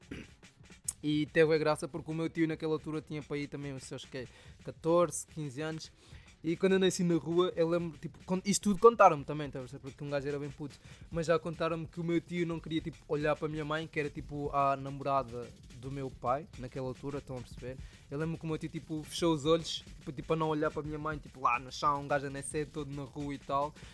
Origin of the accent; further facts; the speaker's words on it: Soyo, Zaire, Angola; now in Portugal; Era tipo um puto angolano, mano, lá, com os pais, mano, a crescer num bairro, num país, tipo, numa zona humilde